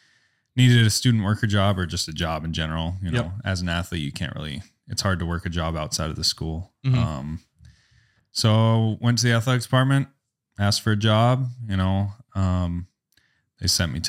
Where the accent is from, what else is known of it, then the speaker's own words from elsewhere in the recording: California, United States; moved away as an adult; now in Minot, United States; I'm from California.